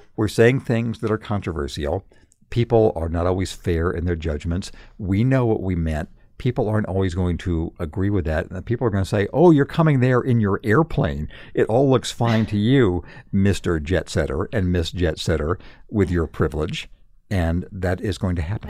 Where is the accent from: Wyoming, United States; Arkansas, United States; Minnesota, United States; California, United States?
California, United States; Redlands; moved away; in my hometown of redlands california when i was a kid